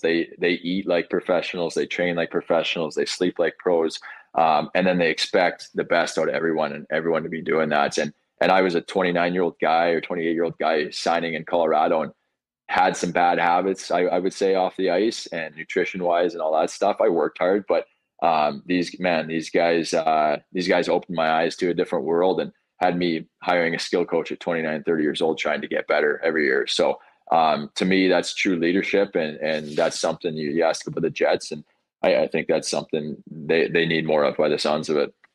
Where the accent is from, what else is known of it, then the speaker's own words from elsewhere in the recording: Brandon, Manitoba, Canada; I grew up in Brandon